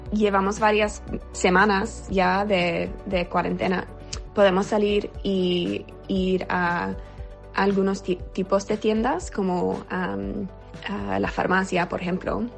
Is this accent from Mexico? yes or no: no; New York, United States; soy de Nueva York y vivo en Brooklyn.